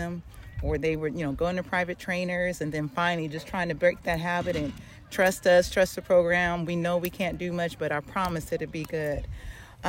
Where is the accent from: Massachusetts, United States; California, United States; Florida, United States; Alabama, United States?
California, United States; Long Beach; I'm from Long Beach, not LA.